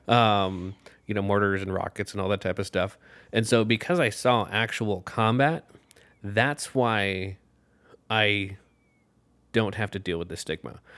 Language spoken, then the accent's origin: English; Urbandale, Iowa, United States; I grew up in Urbandale